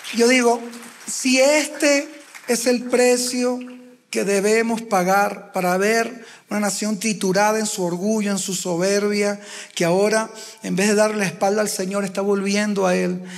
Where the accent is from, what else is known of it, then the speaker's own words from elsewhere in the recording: Uruguay; now in Venezuela; Yo no nací en Venezuela, mi esposa tampoco, yo uruguayo